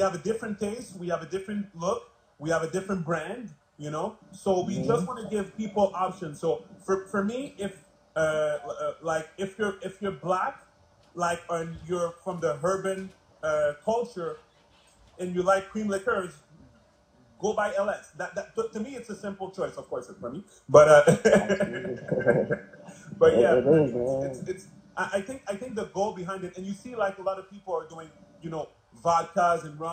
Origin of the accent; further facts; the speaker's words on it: Montreal, Quebec, Canada; I'm from Montreal